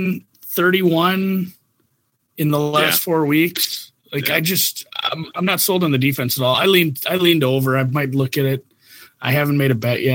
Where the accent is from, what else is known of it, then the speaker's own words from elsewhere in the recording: Minnesota, United States; I'm from Minnesota